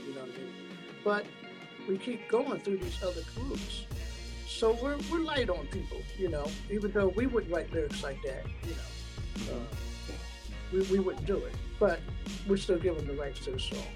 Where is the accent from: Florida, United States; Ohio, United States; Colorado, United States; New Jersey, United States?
New Jersey, United States; I was from New Jersey